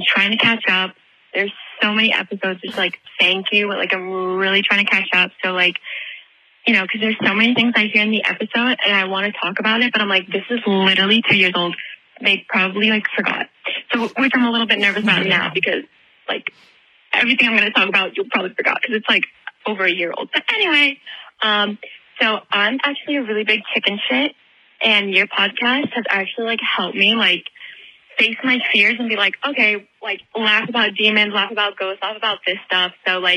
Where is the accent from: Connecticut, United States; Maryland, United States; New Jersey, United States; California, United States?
New Jersey, United States; so I'm from Jersey